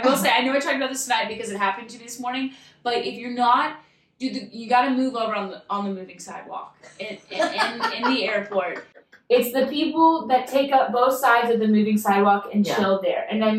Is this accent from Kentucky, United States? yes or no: yes; Louisville, Kentucky, United States; moved away as an adult; also born or lived in South Carolina; now in Atlanta, United States; I'm from Louisville, Kentucky.